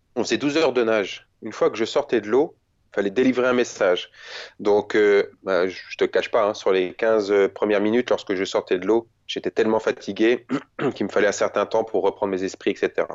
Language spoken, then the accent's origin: French; France; chez nous en France